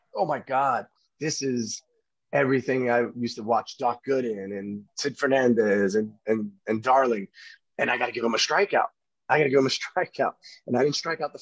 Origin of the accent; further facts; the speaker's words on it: New York City, New York, United States; I grew up in Brooklyn playing against all my Yankee friends